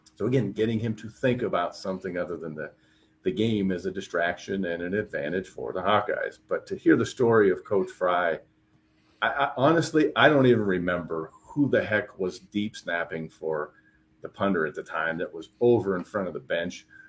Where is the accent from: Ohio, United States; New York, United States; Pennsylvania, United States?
Pennsylvania, United States; moved away; also born or lived in Iowa; growing up in Pennsylvania